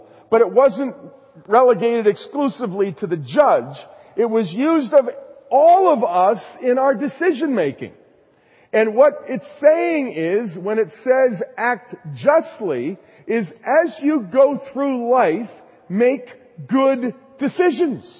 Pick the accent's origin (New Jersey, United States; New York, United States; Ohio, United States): New Jersey, United States; I was raised in New Jersey, so I have kind of a strong, emphatic tone to my voice